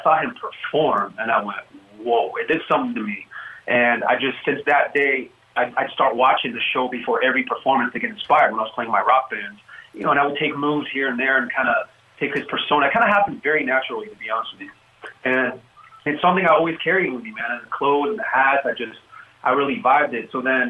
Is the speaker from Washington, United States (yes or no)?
no; Oakland, California, United States; I grew up in the Bay Area in Oakland.